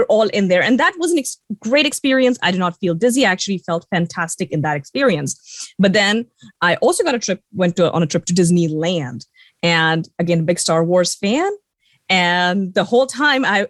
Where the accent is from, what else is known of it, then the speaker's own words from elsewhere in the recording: India; the fact that I grew up in India